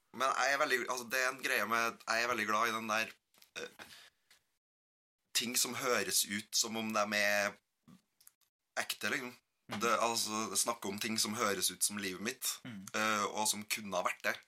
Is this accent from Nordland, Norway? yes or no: no; Gauldal, Trøndelag, Norway; moved away; Gølfossen er et stryk i elva Gaula som renner forbi det tettstedet der jeg kommer fra.